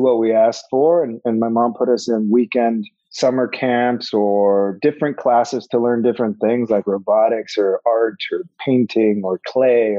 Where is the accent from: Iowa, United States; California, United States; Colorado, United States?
California, United States; Los Angeles; We grew up in Panorama City